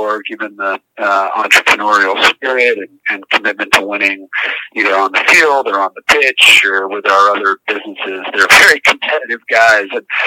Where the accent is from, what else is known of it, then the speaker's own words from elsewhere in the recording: Boston, Massachusetts, United States; also born or lived in San Diego; I was fortunate to grow up just about a mile from Fenway Park, and grew up coming to games here with my father